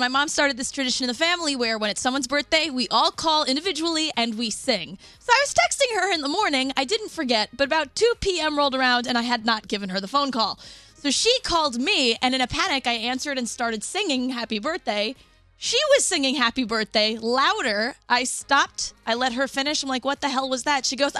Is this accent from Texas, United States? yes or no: yes; Dallas, Texas, United States